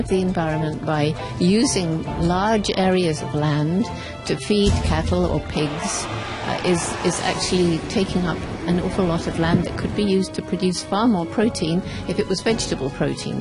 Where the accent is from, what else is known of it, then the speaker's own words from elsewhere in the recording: Australia; I'm from Australia